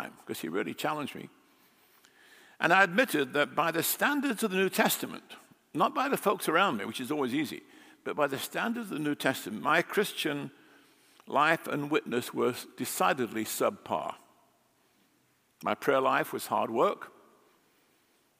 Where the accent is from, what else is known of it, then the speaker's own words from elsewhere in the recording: England, United Kingdom; moved away as an adult; now in United States; I grew up in England